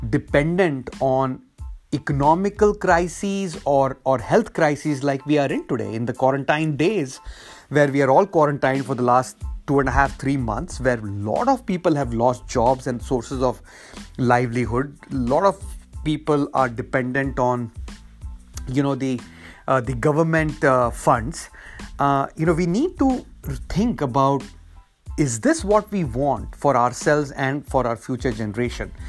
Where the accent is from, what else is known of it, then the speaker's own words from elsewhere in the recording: India; moved away as an adult; now in United States; that is why I came to the US from India in the late 90s for a great education and then getting a great job